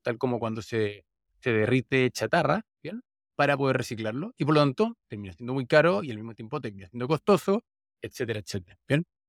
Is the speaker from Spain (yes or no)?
no; Santiago, Santiago Metropolitan Region, Chile; donde crecí, en Santiago, Chile